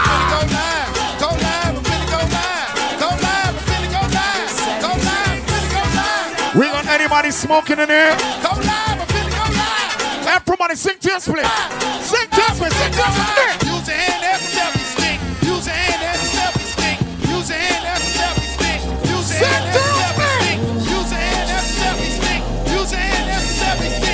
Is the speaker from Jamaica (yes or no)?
yes; Jamaica; I'm Jamaican